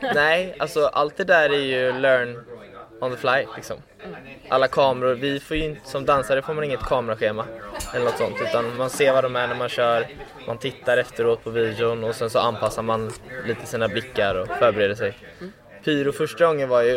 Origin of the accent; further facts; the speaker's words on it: Gothenburg, Västra Götaland, Sweden; moved away; also born or lived in Stockholm; jag kommer ju från Göteborg